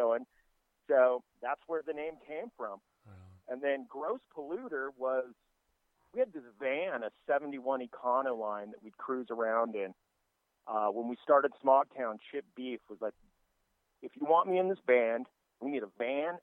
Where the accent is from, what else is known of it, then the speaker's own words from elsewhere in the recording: Costa Mesa, California, United States; moved away; also born or lived in San Ramon, California; I grew up in Costa Mesa, kind of like a beach town down here.